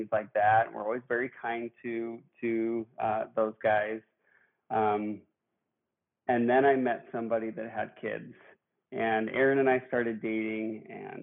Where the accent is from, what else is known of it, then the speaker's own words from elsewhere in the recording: Billings, Montana, United States; I am from Billings, Montana